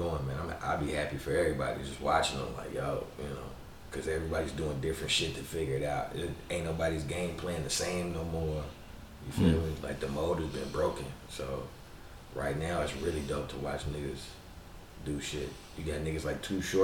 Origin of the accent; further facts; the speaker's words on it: Texas, United States; I grew up in Texas